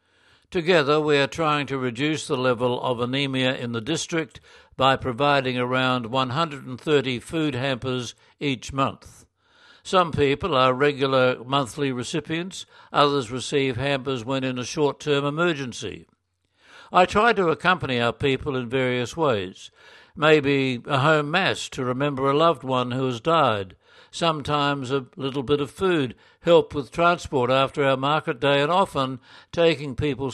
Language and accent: English; Australia; now in Checa, Peru; I'm an Australian diocesan priest working as an associate with St. Columban's Mission Society. I live and work in the parish of San Andres de Checa in a small district high up in the southern Andes of Peru.